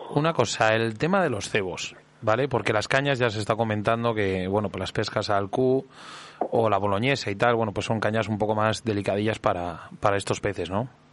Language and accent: Spanish; Íscar, Castile and León, Spain; con 15 años. Claro en unas chargas ahí a lo de, a lo de mi pueblo, en Iscar, en el río Pirón